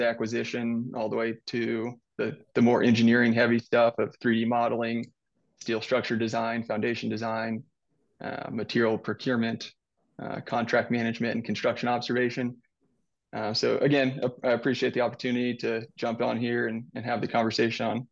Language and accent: English; Southwest Missouri, United States; also born or lived in Iowa / Texas / Illinois / Colorado; I was born and raised here in Southwest Missouri